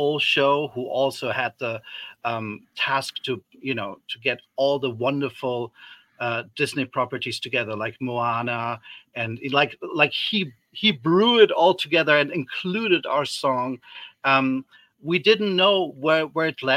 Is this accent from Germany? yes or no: yes; Germany; moved away; I grew up in Germany